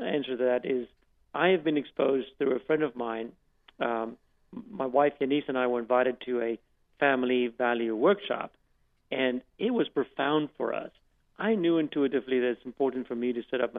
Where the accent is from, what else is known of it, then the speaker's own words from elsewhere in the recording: South Africa; now in United States; growing up in South Africa